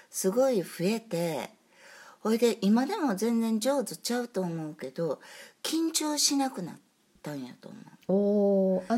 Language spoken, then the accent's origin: Japanese; Kansai, Japan; 私らの関西人やから